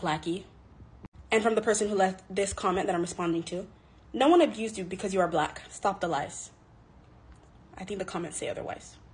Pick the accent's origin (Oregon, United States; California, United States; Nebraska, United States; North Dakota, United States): California, United States; Los Angeles; my hometown of Los Angeles